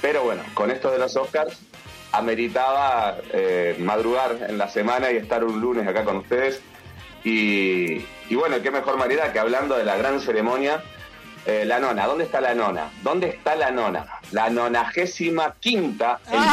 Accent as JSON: {"language": "Spanish", "country": "Uruguay", "said": "soy de Uruguay"}